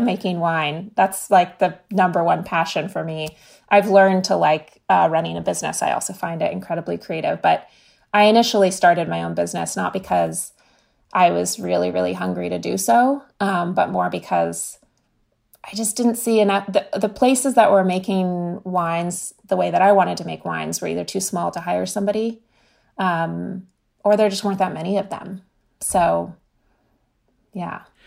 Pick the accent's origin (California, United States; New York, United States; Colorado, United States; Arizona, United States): California, United States; growing up in California